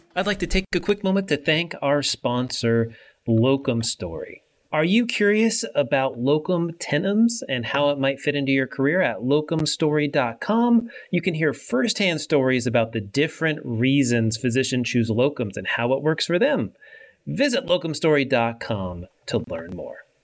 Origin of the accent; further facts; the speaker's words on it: California, United States; I grew up in Cali.